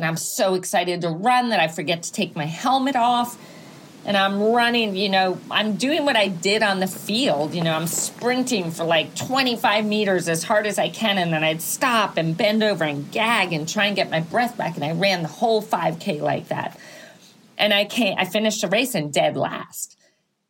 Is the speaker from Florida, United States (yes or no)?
no; Greenwich, Connecticut, United States; now in Santa Ynez, United States; I grew up in Greenwich, Connecticut.